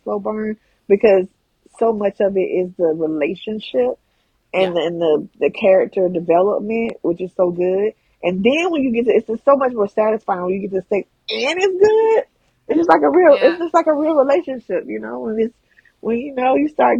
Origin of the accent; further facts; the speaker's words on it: Georgia, United States; I'm from Georgia